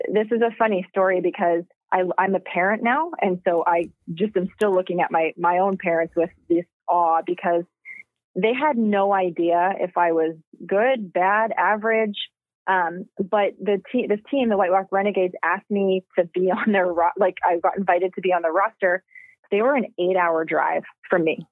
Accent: Trail, British Columbia, Canada; now in Akron, United States; I'm from Trail, BC.

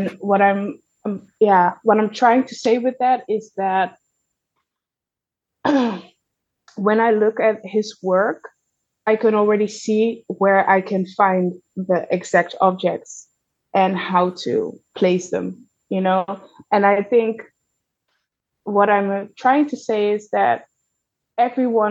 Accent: Zeeland, Netherlands; I grew up in Zeeland

